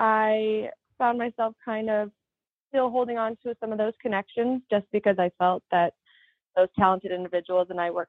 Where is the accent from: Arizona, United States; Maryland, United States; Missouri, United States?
Missouri, United States; St. Louis; moved away as an adult; now in California, United States; I hail from St. Louis, Missouri. I originally started acting in middle school